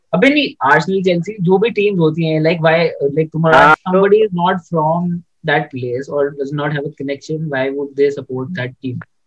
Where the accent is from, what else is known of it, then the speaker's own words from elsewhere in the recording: Delhi, India; मैं दिल्ली से हूँ